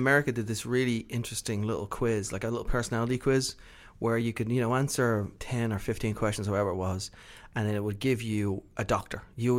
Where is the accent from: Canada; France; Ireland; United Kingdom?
Ireland; I'm Irish.